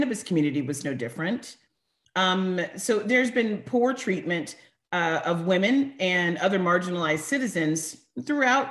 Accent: Northern California, United States; I grew up in Northern California

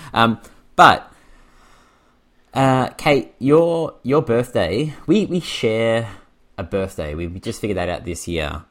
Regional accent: Australia; I'm from Australia

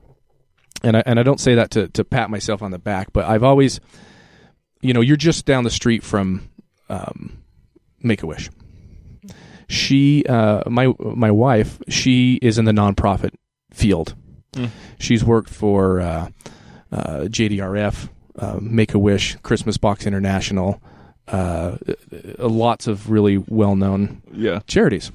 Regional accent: Utah, United States; I grew up in Utah County. I had the Utah County mentality

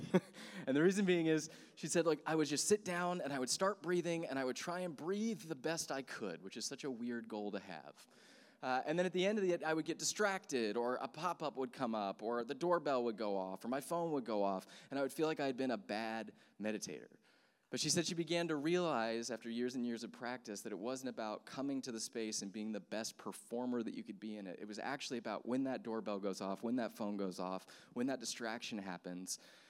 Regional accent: Texas, United States; born there; also born or lived in South Carolina / Sacramento / Amsterdam / New York; I remember I grew up moving all over the place. My dad was a missionary, and so I was born in Texas, and then we moved to South Carolina, then we moved to Sacramento, then we moved to Amsterdam, then we moved to New York

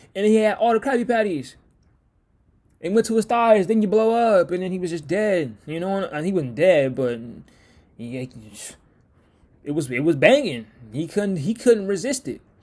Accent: Seattle, Washington, United States; I'm from Washington, I'm, I'm from Seattle

